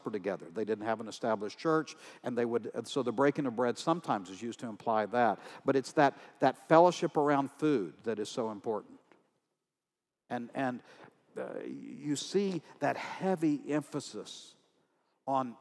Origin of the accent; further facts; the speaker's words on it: Texas, United States; I'm from Texas